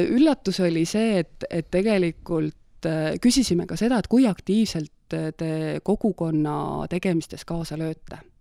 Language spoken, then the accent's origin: Estonian; Valga, Valga County, Estonia; also born or lived in Tartu; now in Meeri, Estonia; pärit olen ma üldse Valgast ja kooli ajal äh, läksin siis Tartusse õppima põllumajandusülikooli